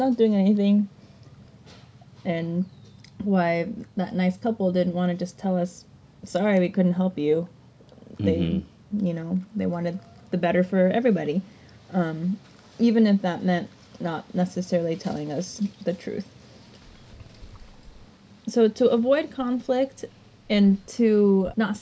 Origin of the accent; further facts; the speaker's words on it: United States; we're American